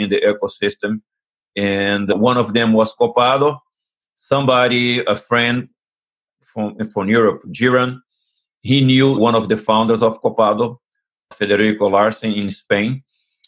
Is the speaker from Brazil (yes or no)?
yes; Rio de Janeiro, Brazil; moved away as an adult; now in United States; I'm originally from Rio de Janeiro, Brazil. I came to the United States in 1988.